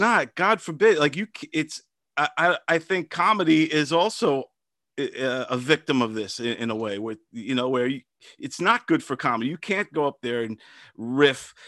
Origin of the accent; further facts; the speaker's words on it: Brentwood, New York, United States; I grew up in Brentwood, Long Island